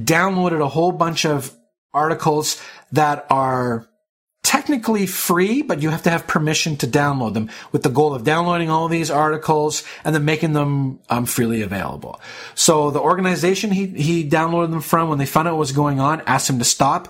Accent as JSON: {"language": "English", "country": "Canada", "said": "as a Canadian"}